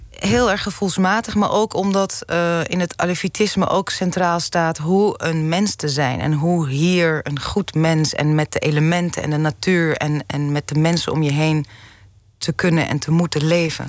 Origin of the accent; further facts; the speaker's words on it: Zaandam, North Holland, Netherlands; also born or lived in Amsterdam; ik ben eh, geboren in Amsterdam, mhm. opgegroeid in Zaandam